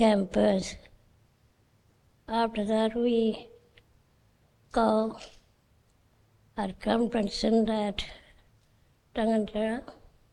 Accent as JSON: {"language": "English", "area": "Arianga", "region": "Northern Territory", "country": "Australia", "tie": "born or raised there", "said": "I born in a bush, in a creek. And I grew up in that country. In 1963, I moved from station to Arianga. I grew up in Arianga for school."}